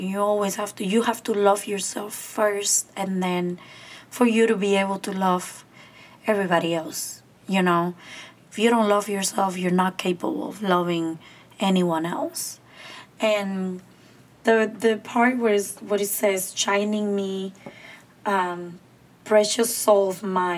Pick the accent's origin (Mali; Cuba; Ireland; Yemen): Cuba; moved away; my hometown's park